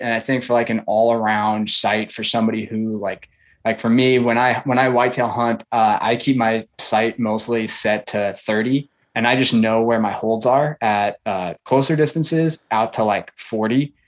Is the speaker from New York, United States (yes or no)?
yes; Long Island, New York, United States; now in Florida, United States; I grew up on Long Island, um, New York.